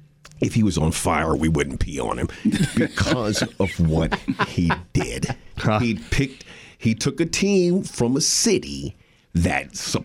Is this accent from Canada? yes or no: no; Akron, Ohio, United States; moved away; I grew up in Akron, just outside of Cleveland